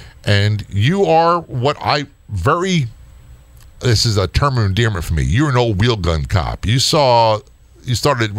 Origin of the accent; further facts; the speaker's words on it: New Jersey, United States; born there; I was born in Northern Jersey, and although I was a Navy brat, we returned to visit family all the time.